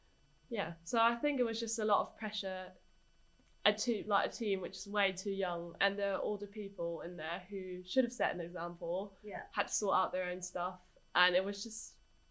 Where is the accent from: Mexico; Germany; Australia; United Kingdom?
Germany; I'm from Germany